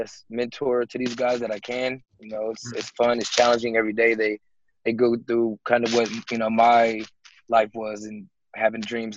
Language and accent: English; Seattle, Washington, United States; I was a kid from Seattle, Washington